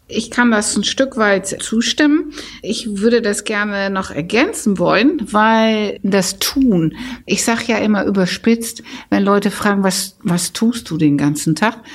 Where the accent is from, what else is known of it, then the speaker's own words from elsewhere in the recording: Netherlands; ich bin ja Holländer